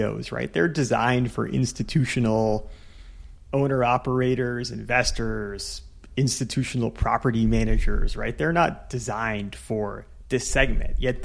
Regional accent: California, United States; I'm a Californian

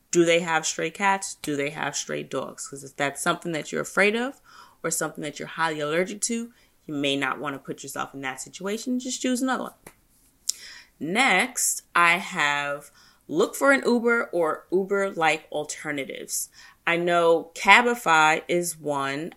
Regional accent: United States; me being an American

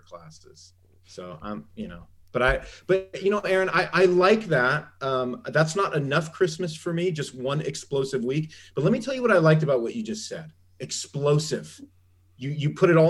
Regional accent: Southern California, United States; now in Ohio, United States; I grew up in Southern California. There were no seasons.

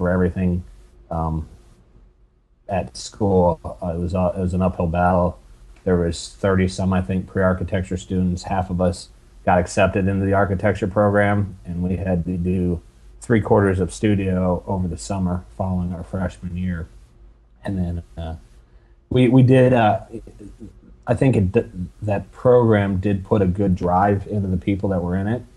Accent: Ohio, United States; I grew up in Ohio.

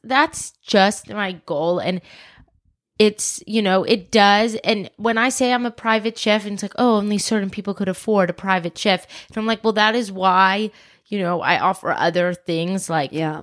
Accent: Atlanta, Georgia, United States; also born or lived in South Africa; born in South Africa, moved to the States when I was four, grew up in Atlanta

